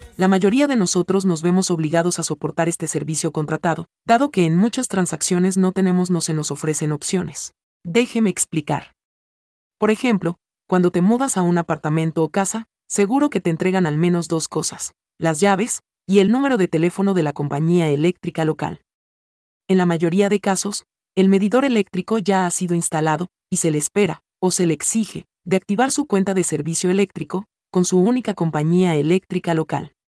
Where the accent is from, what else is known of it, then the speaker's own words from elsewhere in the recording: Dominican Republic; moved away; also born or lived in Florida / Texas / Georgia / Alabama; cuando era niño en la República Dominicana, sufrí cortes de energía eléctrica con bastante frecuencia